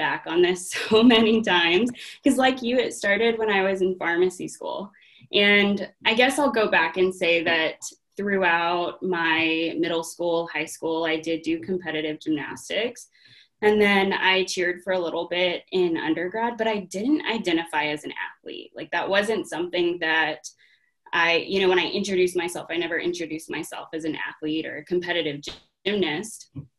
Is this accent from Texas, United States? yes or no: yes; Texas, United States; moved away as an adult; now in Minnesota, United States; I was born and raised in Texas, went to undergrad at the University of Texas at Arlington, and then got my pharmacy degree, or PharmD, at Texas Tech Health Sciences Center in Abilene, Texas.